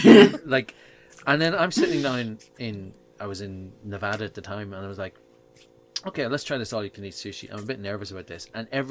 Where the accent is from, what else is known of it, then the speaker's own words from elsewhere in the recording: Ireland; accent: Irish; moved away; I've got an Irish accent.